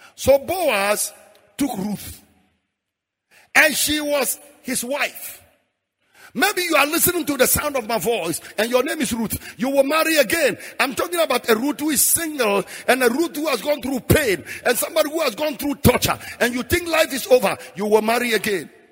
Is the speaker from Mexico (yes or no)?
no; Frafra, Bolgatanga area, Upper East, Ghana; moved away; I'm a frafra from Damol Tindong